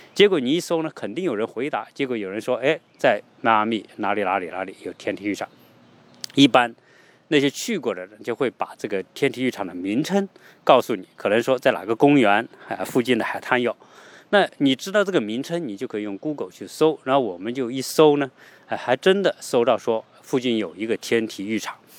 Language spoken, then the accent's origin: Chinese; China; now in United States; 毕竟我们也是中国人